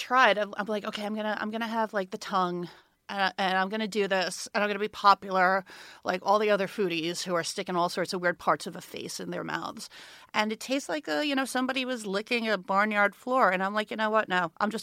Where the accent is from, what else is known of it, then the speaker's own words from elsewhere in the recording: New York City, New York, United States; I grew up in New York. I grew up in Brooklyn